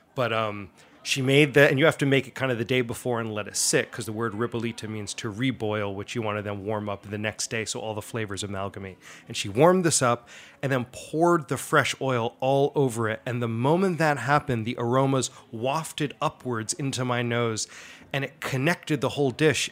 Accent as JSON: {"language": "English", "town": "Allendale", "region": "New Jersey", "country": "United States", "tie": "born or raised there", "said": "that's where I'm from. Um, I'm a resident of Allendale, New Jersey. Uh, I grew up just outside New York City, uh, my whole life"}